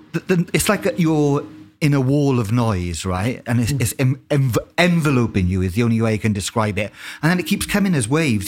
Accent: United Kingdom; as a British person

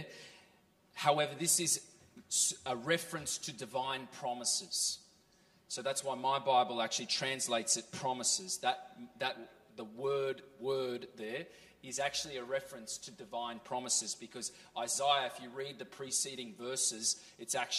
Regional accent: Australia; moved away as an adult; also born or lived in California; now in Norway; I grew up in Australia and then lived for 6 years in California

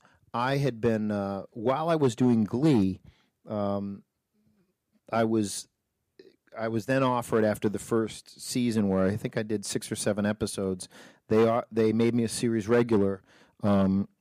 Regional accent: New Hampshire, United States; moved away as an adult; also born or lived in New York; I grew up in New Hampshire

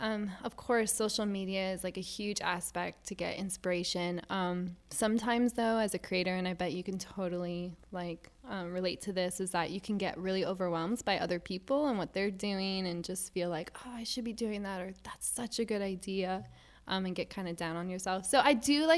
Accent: Miami, Florida, United States; also born or lived in Virginia; now in Jacksonville, United States; So I grew up in Miami, Florida when I was in high school.

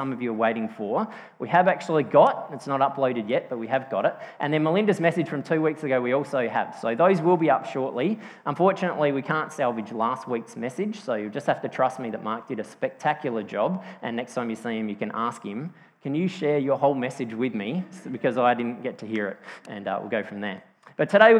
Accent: Yorketown, South Australia, Australia; also born or lived in Strathalbyn, South Australia; I grew up on the York Peninsula, so from when I was 3 until I was 10, we lived in Yorktown on the York Peninsula, and then when I was 10, we moved to Strathalbyn, up in the hills

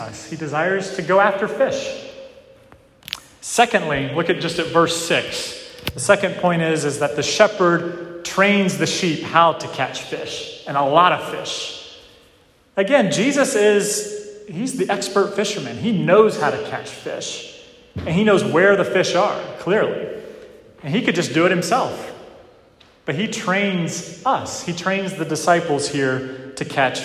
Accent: Western North Carolina, United States; moved away; Where I grew up in Western North Carolina, it's known as one of the best fly fishing parts of the country

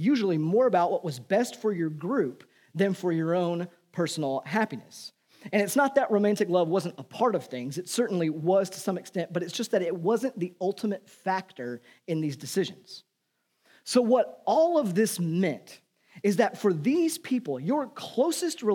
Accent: United States; I'm an American

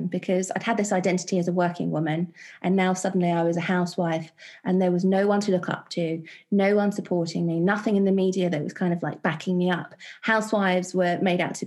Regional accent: London, United Kingdom; I was born and raised in West London with a family of non-believers

